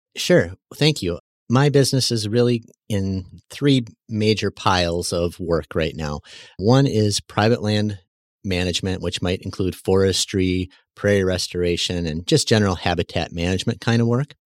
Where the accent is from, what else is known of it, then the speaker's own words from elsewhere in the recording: West Bend, Wisconsin, United States; now in Mayville, United States; West Bend